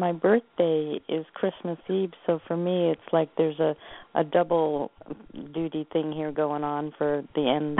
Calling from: Oregon, United States; I'm calling from Oregon.

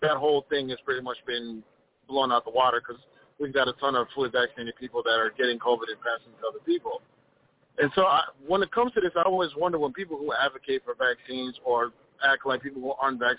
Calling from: Minnesota, United States

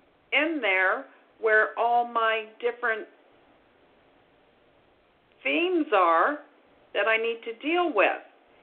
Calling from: Ontario, Canada; I'm calling from Ontario.

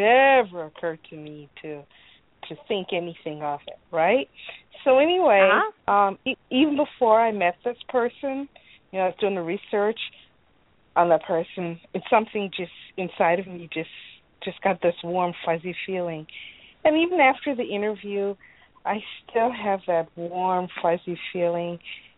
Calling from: Illinois, United States

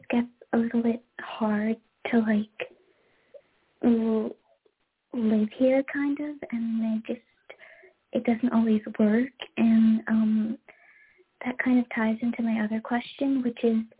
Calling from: Florida, United States; I'm calling from Florida

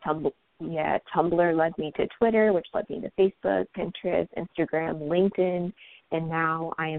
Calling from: San Jose, California, United States; also born or lived in Indiana; I'm calling from San Jose, California.

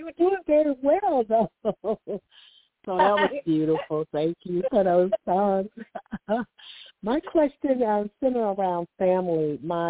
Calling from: Alabama, United States; I'm calling from Alabama, so I kind of deal with sinuses.

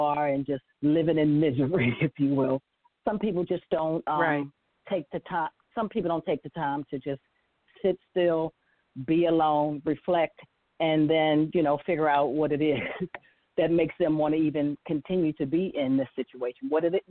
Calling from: Windsor Mill, Maryland, United States; I'm from Windsor Mill, Maryland.

